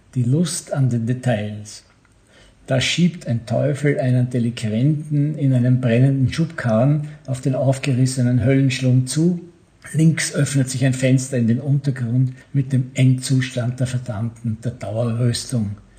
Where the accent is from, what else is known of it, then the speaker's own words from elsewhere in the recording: Bregenz, Vorarlberg, Austria; Ich komme ja meistens von Bregenz, wo ich geboren bin